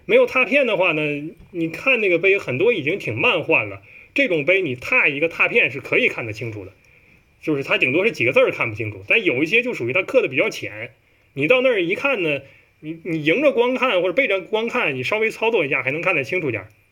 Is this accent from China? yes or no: yes; Heilongjiang, China; now in Shanghai, China; 我们是一个东北人？东北人，尤其是这黑龙江人